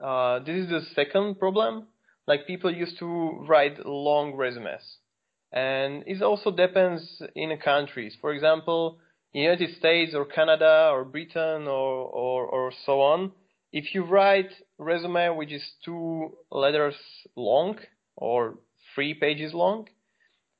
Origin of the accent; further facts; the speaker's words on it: Slovakia; I'm from Slovakia, and basically I'm now in Bratislava, which is the capital of Slovakia.